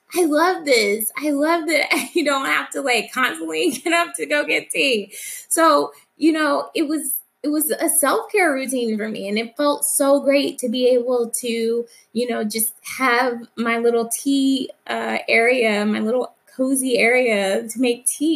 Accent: Alabama, United States; a fair that used to come to my hometown in Alabama every fall.

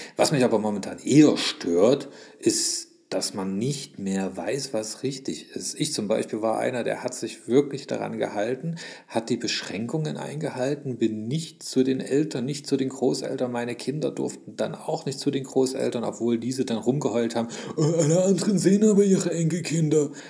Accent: Leipzig, Saxony, Germany; Hallo, ich bin ein Ossi. Hallo, ich bin auch noch ein Sachse.

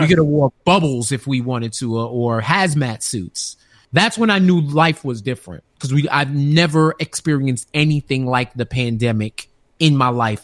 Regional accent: New York, United States; being a New Yorker

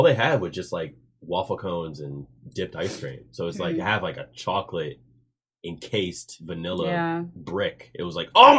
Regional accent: New Jersey, United States; now in Houston, United States; I'm originally from New Jersey.

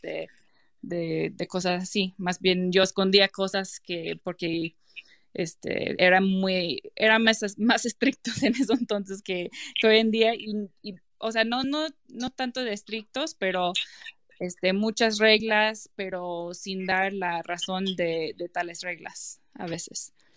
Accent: South Carolina, United States; moved away as an adult; also born or lived in Connecticut; now in Mexico City, Mexico; después cambiamos a Carolina del Sur, a otro estado, cuando tenía en como ocho años. Y, ya ahí empecé a crecer este, a mi adolescencia

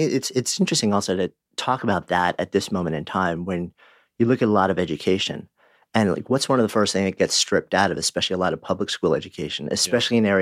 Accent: North Carolina, United States; also born or lived in Greensboro, North Carolina; Grew up in North Carolina. That's correct. Uh, Greensboro. Greensboro, Winston-Salem actually. I was born in Greensboro

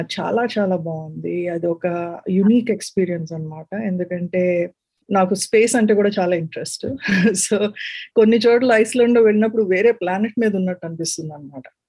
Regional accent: Visakhapatnam, Andhra Pradesh, India; moved away as an adult; also born or lived in Warangal, India / Bengaluru, India / Munich, Germany / Hamburg, Germany; now in California, United States; నేను ఒరిజినల్ గా వైజాగ్ నుంచి

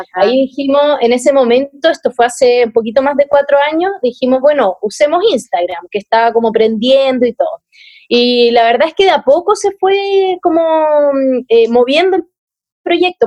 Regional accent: Viña del Mar, Valparaíso, Chile; moved away as an adult; now in Santiago, Chile; cuando me vine a vivir a Santiago, porque al igual que ustedes soy de Viña

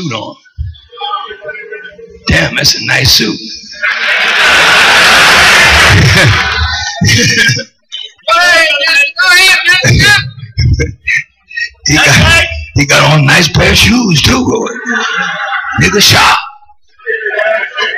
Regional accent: United States; I grew up in America.

